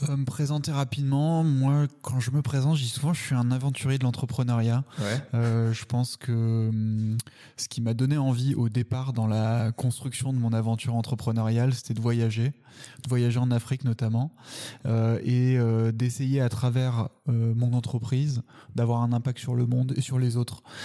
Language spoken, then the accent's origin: French; Paris, Île-de-France, France; also born or lived in Salamanca; j'étais à Paris, j'étais parisien déjà, je suis né à Paris